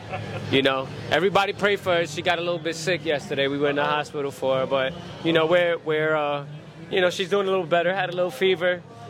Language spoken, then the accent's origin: English; New York City, New York, United States; I grew up in the Bronx.